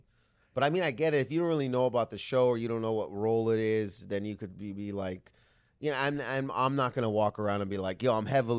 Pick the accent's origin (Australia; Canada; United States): Canada; And it's like, I don't know, it was such a cool thing to be a part of, especially being Canadian.